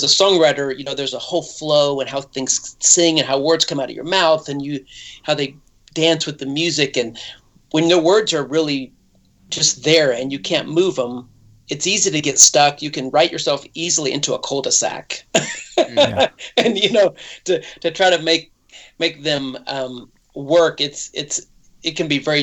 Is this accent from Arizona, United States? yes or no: no; Idaho, United States; moved away; also born or lived in Nashville, Tennessee / Franklin, Tennessee; I lived in Nashville for 20 years. But originally I was born in Idaho, and that's where I'm back here now, close to family